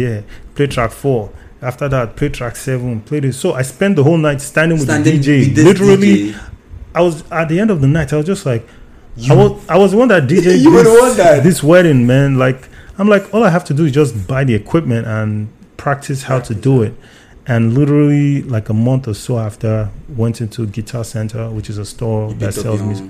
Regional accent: Nigeria; moved away; I'm Nigerian

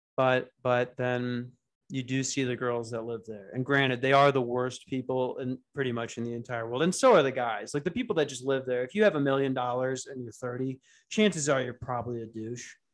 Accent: United States; I'm an American

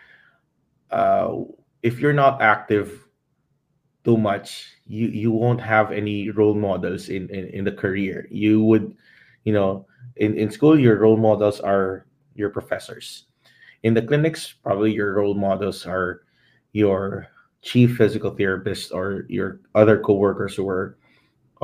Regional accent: Philippines; now in United States; I'm a Filipino

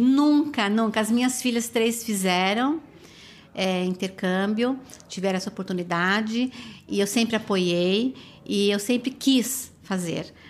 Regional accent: São Paulo, Brazil; moved away as an adult; now in New York, United States; eu sou de São Paulo.

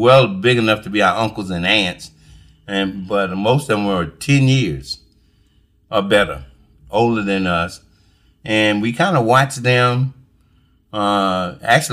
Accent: Alcalo, South Carolina, United States; I was raised in Alkaloo

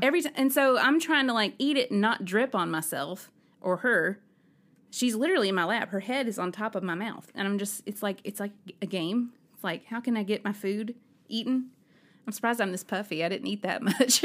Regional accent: Alabama, United States; I'm from Alabama

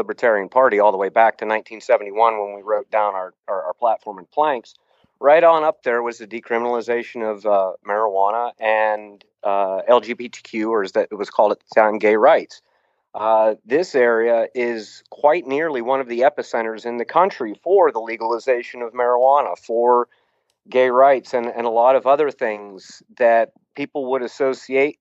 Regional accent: Youngstown, Ohio, United States; moved away; also born or lived in Colorado / Oregon; During my early childhood, after we moved from Colorado to northeastern Ohio, which Youngstown, Ohio

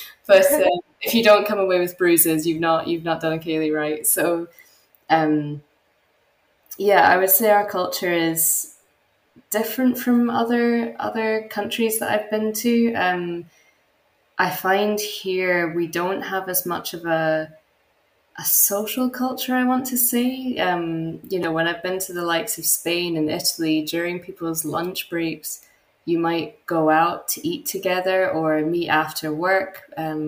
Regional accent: Helensburgh, Scotland, United Kingdom; I grew up in a very small coastal town on the west coast of Scotland. It was actually where the TV was invented by John Logie Baird. So although it's not a super well-known town here, it's actually got quite a rich history. So it was a very small town, probably 15,000 people population-wise.

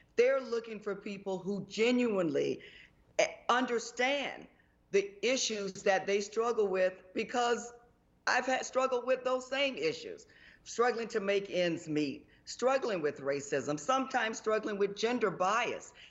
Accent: Jacksonville, Florida, United States; also born or lived in Tallahassee, Florida / Orlando, Florida; I was born and raised in Jacksonville

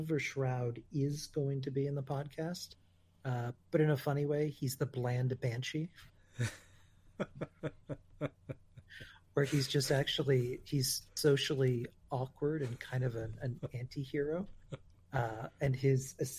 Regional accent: Newburyport, Massachusetts, United States; So in Newburyport, where I grew up

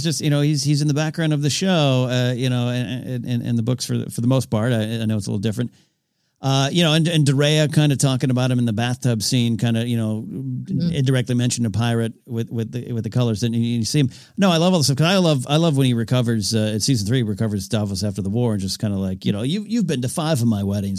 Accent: Arroyo Grande, California, United States; I do like swinging bridges. There's one in my hometown of Arroyo Grande, California.

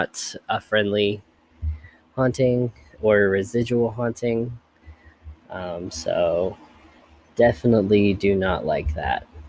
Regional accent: Elizabethtown, Kentucky, United States; my hometown of Elizabethtown, Kentucky

